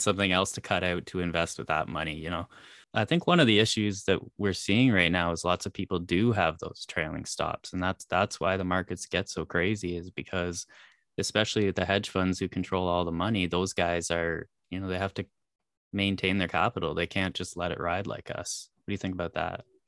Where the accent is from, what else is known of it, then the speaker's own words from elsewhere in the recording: Canada; I'm Canadian